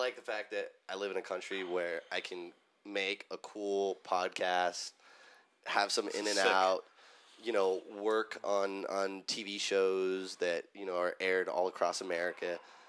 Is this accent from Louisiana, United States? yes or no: no; Los Angeles, California, United States; I'm born and raised in Southern California, LA native.